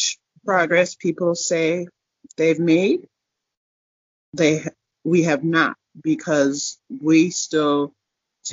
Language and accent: English; Minnesota, United States; now in Denver, United States; I came to Denver is because I'm from Minnesota